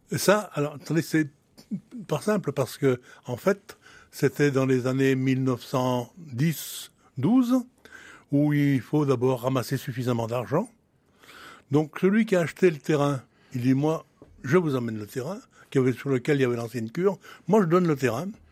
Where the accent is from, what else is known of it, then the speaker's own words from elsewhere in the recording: Francheville, Auvergne-Rhône-Alpes, France; je suis né à Francheville d'un père et d'une mère nés à Francheville